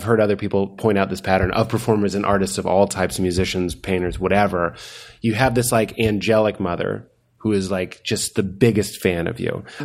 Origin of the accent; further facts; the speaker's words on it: Lexington, Massachusetts, United States; I'm from Lexington